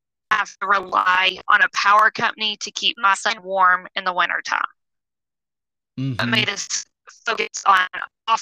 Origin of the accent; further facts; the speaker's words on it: Georgia, United States; moved away as an adult; now in South Carolina, United States; Originally, we're from Georgia